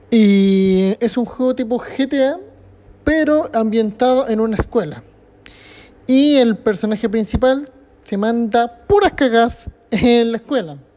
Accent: Chile; Como siempre y como buen chileno, todo el última ahora y esperando a que todo suba.

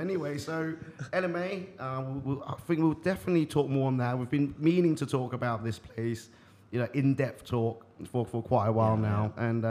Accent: Eastbourne, South East England, United Kingdom; I'm from the south of England.

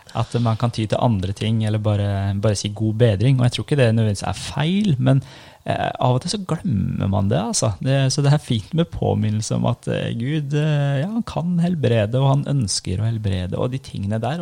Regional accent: Norway; also born or lived in Iran; Jeg var sju år når vi flytta til Norge. Kom som asylsøkere. Og så vokste jeg opp i en muslimsk familie

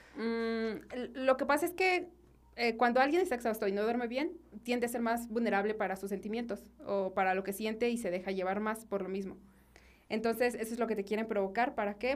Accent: Guanajuato, Mexico; soy originaria de, Guanajuato Capital

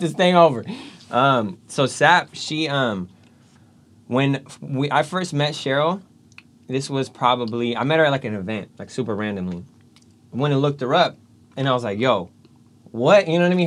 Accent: Galt, California, United States; moved away; I'm from Gault originally, right? Little small town

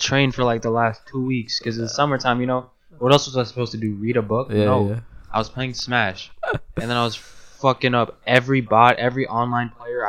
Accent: New York City, New York, United States; born or raised there

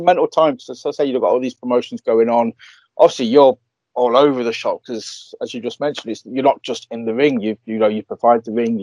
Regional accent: Leeds, Yorkshire and the Humber, United Kingdom; I'm from Leeds

